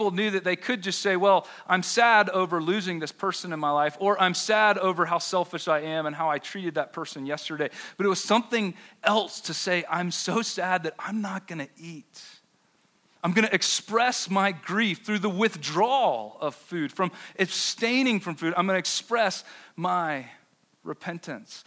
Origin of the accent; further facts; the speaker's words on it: the South, United States; now in Denver, United States; I grew up Baptist in the South